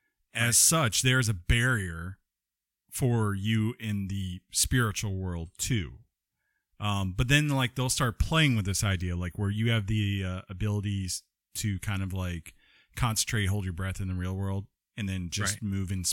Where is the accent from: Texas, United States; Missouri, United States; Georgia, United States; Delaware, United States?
Georgia, United States; We are from Georgia, too.